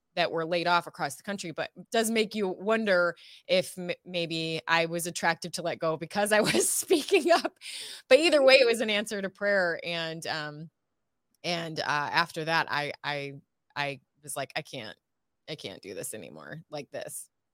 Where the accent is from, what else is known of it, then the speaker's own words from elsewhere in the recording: Ohio, United States; moved away as an adult; also born or lived in California; now in Texas, United States; I'm from, born and raised in Ohio